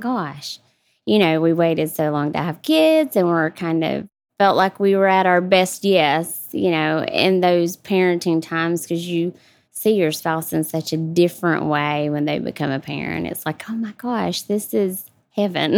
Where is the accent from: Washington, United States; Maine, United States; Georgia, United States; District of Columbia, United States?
Georgia, United States; South; moved away as an adult; also born or lived in Atlanta, Georgia; here in Georgia, South Georgia. really close to Jacksonville, Florida, about forty-five minutes from the line. So, really small town